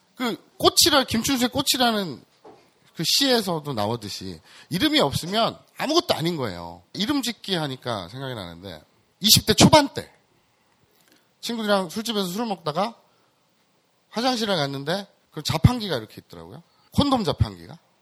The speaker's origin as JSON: {"language": "Korean", "town": "Andong", "region": "North Gyeongsang", "country": "South Korea", "tie": "born or raised there", "said": "제 고향이 경북 안동입니다."}